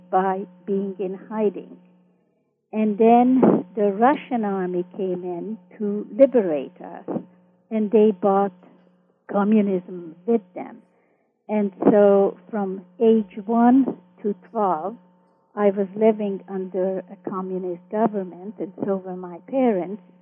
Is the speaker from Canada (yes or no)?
yes; Vancouver, British Columbia, Canada; also born or lived in Austria / Toronto / Montreal; And in Canada, I continued my growing up in Vancouver and then Toronto for my high school years and then my university years in Montreal.